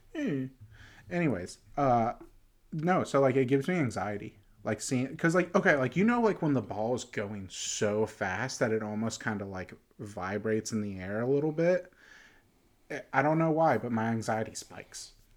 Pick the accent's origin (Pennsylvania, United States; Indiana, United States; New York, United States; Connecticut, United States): Pennsylvania, United States; Pittsburgh; I'm from Pittsburgh